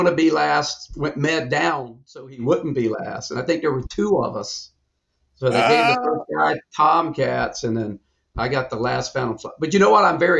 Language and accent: English; Concord, North Carolina, United States; I grew up in Concord, North Carolina, and as Pager used to make fun of me, a product of the North Carolina public school system.